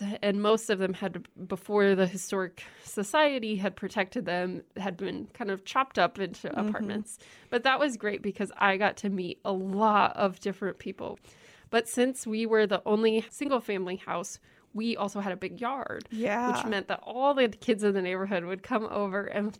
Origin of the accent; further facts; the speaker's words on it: Lincoln, Nebraska, United States; also born or lived in Holdrege; So shout out to Holdridge. I know there's got to be somebody listening there. But then we moved pretty quickly into Lincoln. And so I grew up here. And I grew up in the middle of the city, actually.